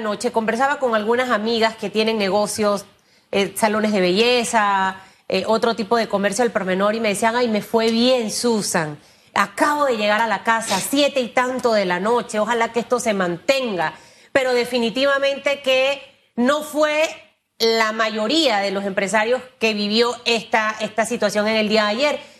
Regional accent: Panama; los panameños sí podemos hacer las cosas bien

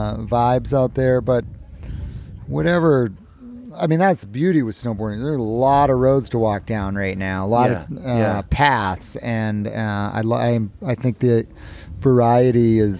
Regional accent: hometown at the base of KT-22, California, United States; I was in my hometown.

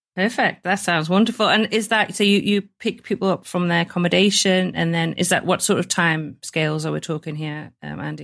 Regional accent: the north of England, United Kingdom; being a northern girl

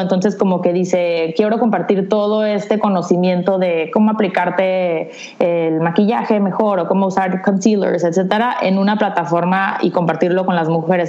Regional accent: San Diego, California, United States; now in Tijuana, Mexico; vivo en Tijuana, aunque nací en San Diego, entonces estoy ubicada en la frontera de San Diego-Tijuana

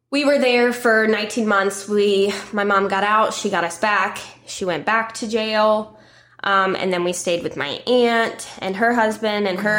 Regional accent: Marietta, Georgia, United States; born there; I was born here in Marietta.

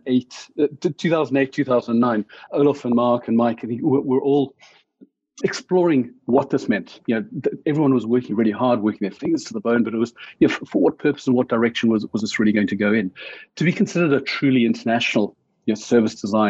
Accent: Johannesburg, Gauteng, South Africa; moved away as an adult; also born or lived in Cape Town; Born and bred South African. So way back, I'm not going to give my age away, but until the age of late 20s, early 30s, it was growing up mainly in Johannesburg, then down in Cape Town.

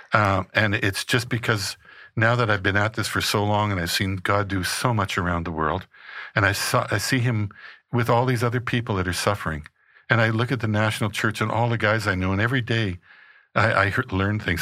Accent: Regina, Saskatchewan, Canada; I was born in Regina, Saskatchewan, in Canada

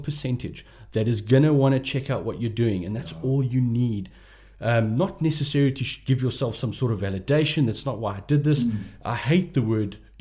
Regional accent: Port Elizabeth, Eastern Cape, South Africa; I'm from Port Elizabeth, and I'm proud to be from Port Elizabeth

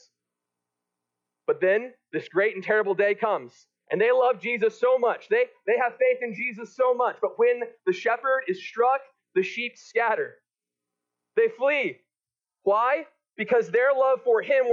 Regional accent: Texas, United States; I'm from Texas

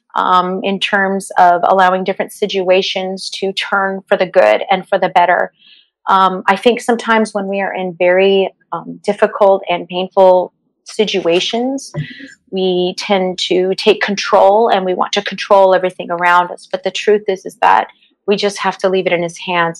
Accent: Los Angeles, California, United States; also born or lived in Santa Clarita, California; I grew up in the San Fernando Valley

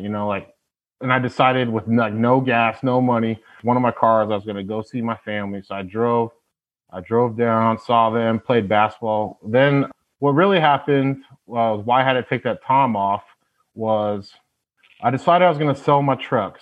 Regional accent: Tacoma, Washington, United States; also born or lived in Honolulu, Hawaii; I was born in Hawaii, actually in Honolulu. Moved to Tacoma, Washington, and that's where I first got started

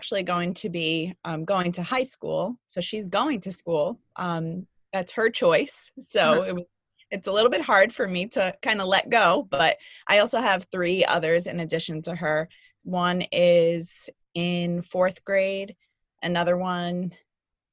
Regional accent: New York City, New York, United States; growing up in New York City

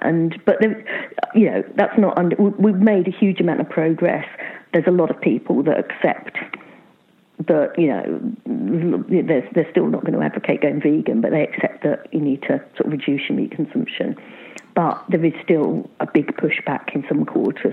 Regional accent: Luton, East of England, United Kingdom; now in Bristol, United Kingdom; I grew up in Luton

